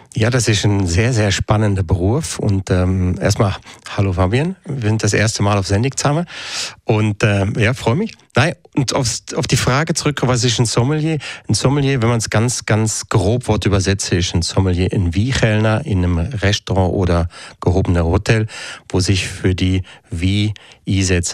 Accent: Switzerland; bei uns in der Schweiz

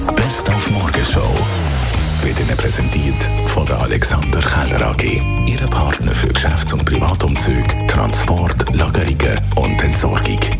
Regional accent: Switzerland; bei uns in der Schweiz

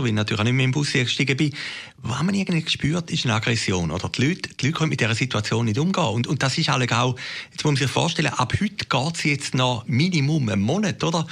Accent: Switzerland; ich bin jetzt dort an Grenzen Grenze aufgewachsen

